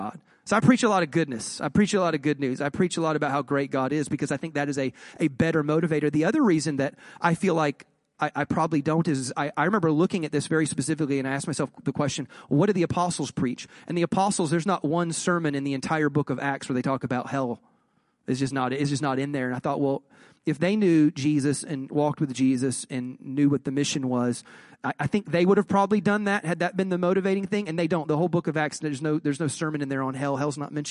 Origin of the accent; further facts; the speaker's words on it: Southeast, United States; I am from the Southeast, and so there were not a lot of Catholics where I grew